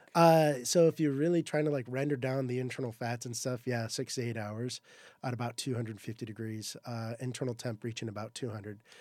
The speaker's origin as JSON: {"language": "English", "region": "Southern California", "country": "United States", "said": "I'm from Southern California"}